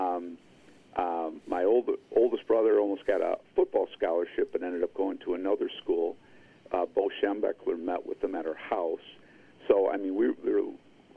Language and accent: English; Detroit, Michigan, United States; I grew up in Detroit.